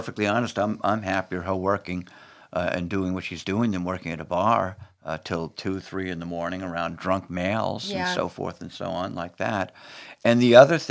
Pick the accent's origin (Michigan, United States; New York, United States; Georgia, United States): New York, United States; New York City; where I grew up in Brooklyn